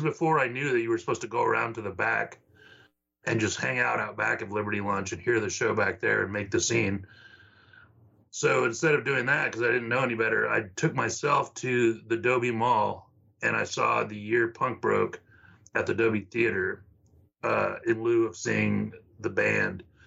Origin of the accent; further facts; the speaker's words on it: the Valley, Texas, United States; now in Austin, United States; I grew up in the Valley